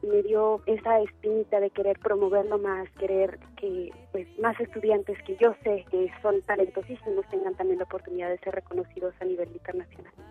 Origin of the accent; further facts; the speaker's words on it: Toluca, State of Mexico, Mexico; Nací en Toluca, Estado de México, el 29 de julio de 1993.